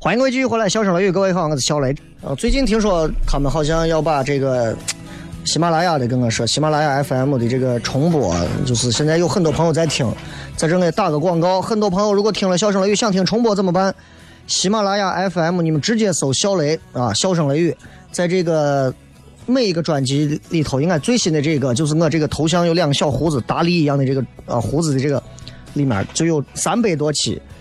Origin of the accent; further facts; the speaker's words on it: Xi'an, Shaanxi, China; 我说我是西安人啊，那可能不够。